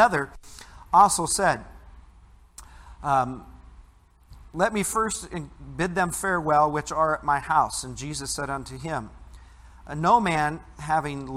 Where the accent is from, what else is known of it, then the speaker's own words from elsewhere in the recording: Midwest, United States; growing up in the Midwest